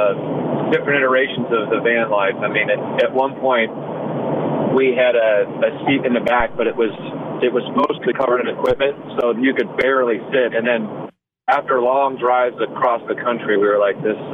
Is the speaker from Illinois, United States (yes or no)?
yes; Rock Island, Illinois, United States; moved away; also born or lived in Fort Belvoir, Virginia; we kind of lived in two locations. We lived on the Rock Island Arsenal. Rock Island is kind of like an island. It's part of the Quad Cities in northwestern Illinois.